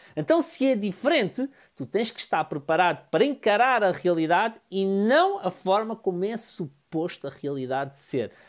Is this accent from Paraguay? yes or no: no; Amadora, Lisbon, Portugal; Eu sou da Amadora